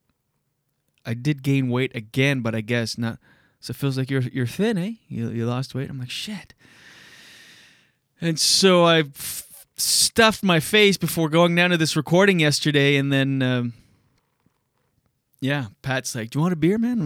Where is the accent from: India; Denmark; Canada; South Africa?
Canada; we're Canadian